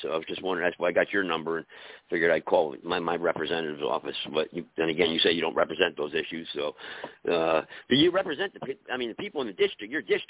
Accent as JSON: {"language": "English", "town": "San Francisco", "region": "California", "country": "United States", "said": "I'm traveling right now. I'm in the lower part of California right now, but I'm originally from San Francisco."}